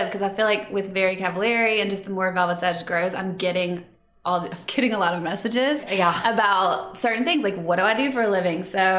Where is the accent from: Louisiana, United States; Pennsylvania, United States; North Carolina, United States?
Louisiana, United States; Baton Rouge; accent: Southern Valley girl; moved away as an adult; also born or lived in Lafayette, Louisiana; now in Nashville, United States; I was born in Lafayette, Louisiana. Lived there till I was 8, and then moved to Baton Rouge until through college.